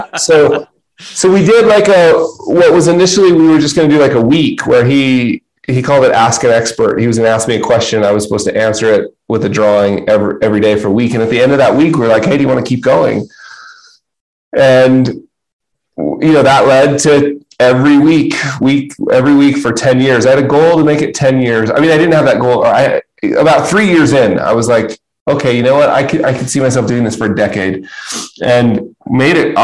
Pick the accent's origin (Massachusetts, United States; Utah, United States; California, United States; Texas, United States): Utah, United States; I'm from Utah